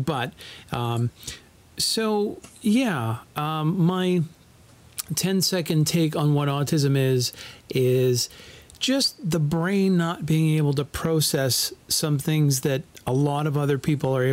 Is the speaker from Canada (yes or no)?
yes; Canada; part of being Canadian